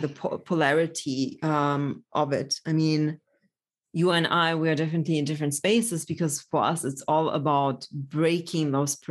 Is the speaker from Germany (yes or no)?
yes; Germany; also born or lived in Poland; I was born in Poland, grew up in Germany